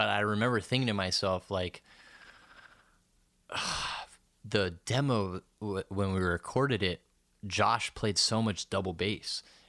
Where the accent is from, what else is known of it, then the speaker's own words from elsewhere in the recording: Central Florida, United States; also born or lived in Tallahassee; growing up in Central Florida